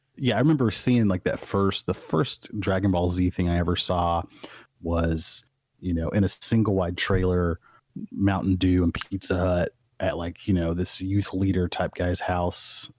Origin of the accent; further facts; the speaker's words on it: Midwest, United States; moved away; me as a Midwesterner who never got to see the ocean